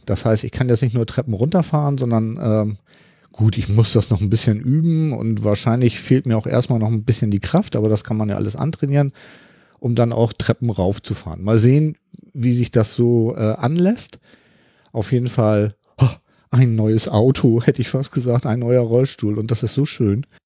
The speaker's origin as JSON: {"language": "German", "region": "Hamburg", "country": "Germany", "said": "ich bin ja aus dem Norden von Hamburg"}